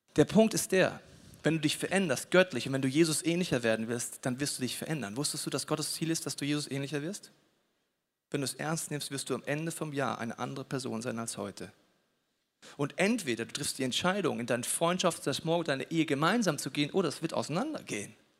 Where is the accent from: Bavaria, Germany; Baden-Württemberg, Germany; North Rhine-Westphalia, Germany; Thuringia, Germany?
Bavaria, Germany; ich komme aus Bayern